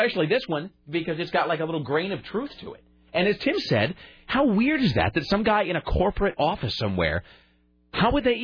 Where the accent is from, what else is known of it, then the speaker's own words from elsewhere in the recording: Kennewick, Washington, United States; in my hometown